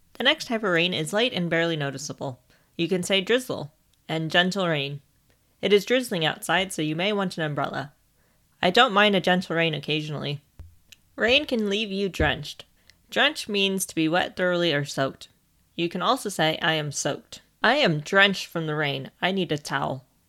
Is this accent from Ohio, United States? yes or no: yes; Ohio, United States; As I am from Ohio, I am trained in how to react when there is a tornado